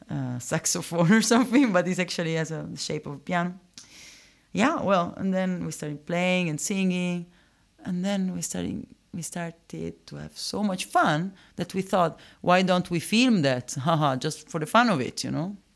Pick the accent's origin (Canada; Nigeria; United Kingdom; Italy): Italy; Rome, Lazio; English is a second language; moved away; I'm originally from Rome.